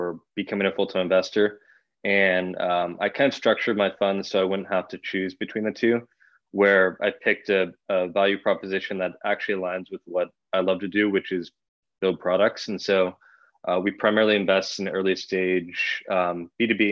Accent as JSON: {"language": "English", "area": "Bay Area", "region": "California", "country": "United States", "tie": "born or raised there", "said": "I grew up in the Bay Area, about 5 minutes from Sand Hill Road"}